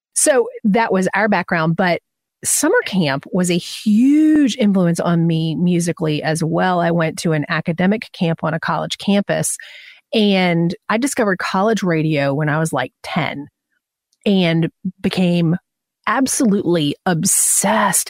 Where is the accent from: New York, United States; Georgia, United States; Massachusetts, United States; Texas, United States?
Georgia, United States; Atlanta; I'm from Atlanta